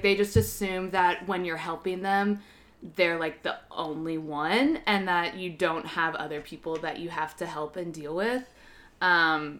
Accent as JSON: {"language": "English", "region": "Kentucky", "country": "United States", "moved": "as an adult", "lives_now": "New York, United States", "said": "I'm from Kentucky, but we were close to Indiana, and I worked at a restaurant over there"}